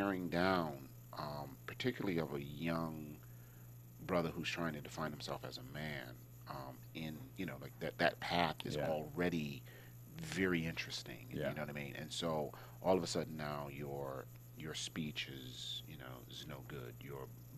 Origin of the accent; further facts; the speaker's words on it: Hartford, Connecticut, United States; moved away as an adult; also born or lived in Los Angeles; I was from Hartford